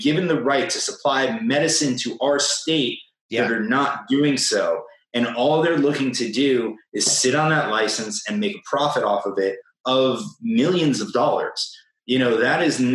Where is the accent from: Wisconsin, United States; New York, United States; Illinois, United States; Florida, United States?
Florida, United States; I'd like to defend my home state